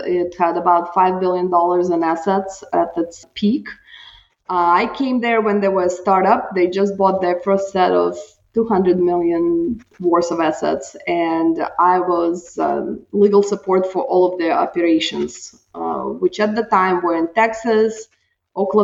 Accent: Russia; moved away as an adult; also born or lived in Utah, United States; now in Houston, United States; I am originally from Russia, and I came here in 97, went to law school

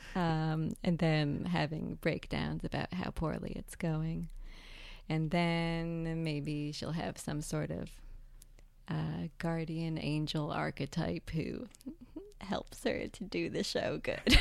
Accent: Northern New Jersey, United States; also born or lived in San Francisco; I'm from New Jersey

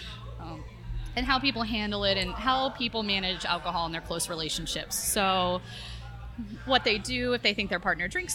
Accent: the South, United States; also born or lived in Florida / Texas / New Hampshire; now in St. Petersburg, United States; I was born and bred in the South

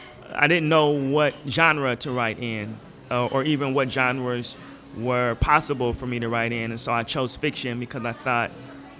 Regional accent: Portland, Oregon, United States; moved away; my kind of growing up in Portland, and not just Portland at large, but like a really small community in Portland, Northeast Portland

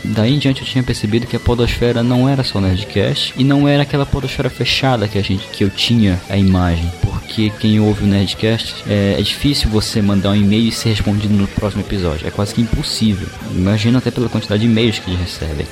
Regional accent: Belém, Pará, Brazil; sou de Belém do Pará

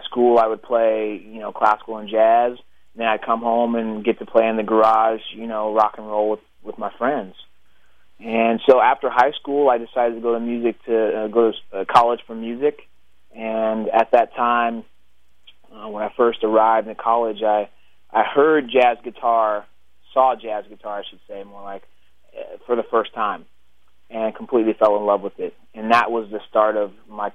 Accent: Pittsburgh, California, United States; also born or lived in Oklahoma City, Oklahoma; we moved back out to Pittsburgh when I was about 9

